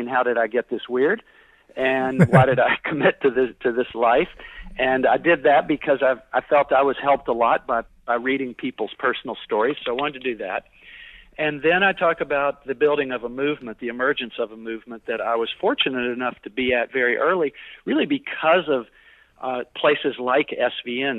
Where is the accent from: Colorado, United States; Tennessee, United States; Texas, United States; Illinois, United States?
Tennessee, United States; Chattanooga; moved away as an adult; also born or lived in Cortes Island, British Columbia / Nashville; now in Vancouver, Canada; I am from Chattanooga, Tennessee